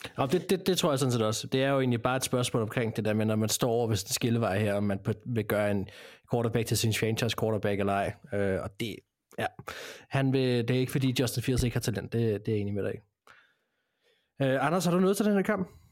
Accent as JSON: {"language": "Danish", "country": "Denmark", "said": "vi er fra Danmark"}